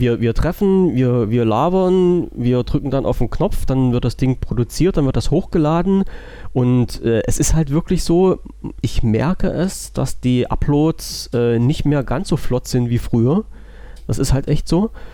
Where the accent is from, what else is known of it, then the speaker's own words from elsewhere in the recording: Germany; Ich bin ja Deutscher und wohne in Deutschland